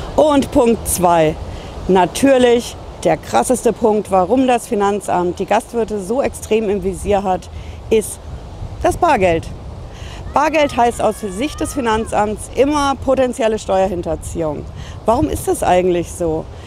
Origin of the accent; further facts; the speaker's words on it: Hesse, Germany; bei uns in Hessen